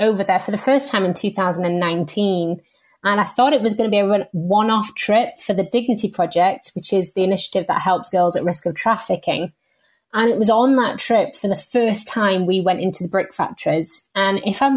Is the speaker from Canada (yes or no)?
no; the north of England, United Kingdom; I'm from England. I'm from the north of England. So unfortunately, don't sound quite like the Queen